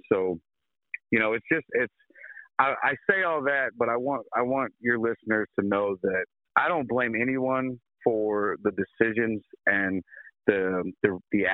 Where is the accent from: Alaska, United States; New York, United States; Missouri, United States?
Missouri, United States; Sedalia; I was born and raised in Sedalia, the good old Midwestern Missouri